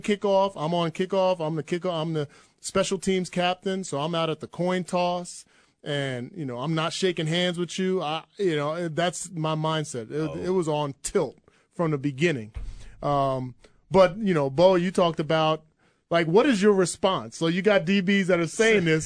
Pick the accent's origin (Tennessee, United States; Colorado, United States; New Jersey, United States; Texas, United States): New Jersey, United States; moved away as an adult; also born or lived in Iowa; where I grew up in Jersey